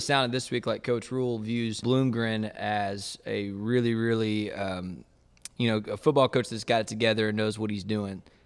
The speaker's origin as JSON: {"language": "English", "town": "Waco", "region": "Texas", "country": "United States", "tie": "born or raised there", "said": "growing up in Waco and then, and then going to Baylor"}